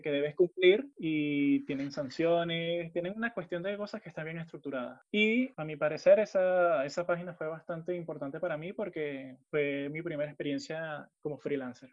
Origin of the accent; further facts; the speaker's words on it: Venezuela; nosotros que somos venezolanos